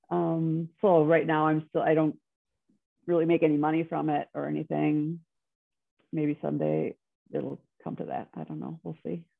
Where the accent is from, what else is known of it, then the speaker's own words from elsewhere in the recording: Wisconsin, United States; moved away as an adult; also born or lived in Minneapolis; I'm from Wisconsin, but I went to school in Minneapolis